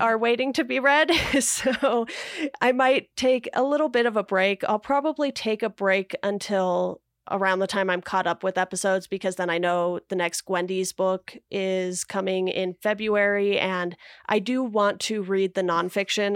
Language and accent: English; Orange County, California, United States; when I was growing up in Orange County